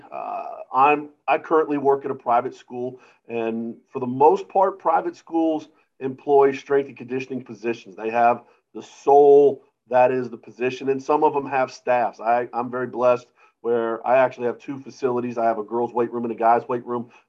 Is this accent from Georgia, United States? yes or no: yes; Georgia, United States; also born or lived in Germany / Pennsylvania / Alabama / Massachusetts; I kind of grew up all over the world, but mostly in Georgia. So uh, uh, I lived in Germany, I lived in Pennsylvania, Alabama, um, uh, Germany actually twice.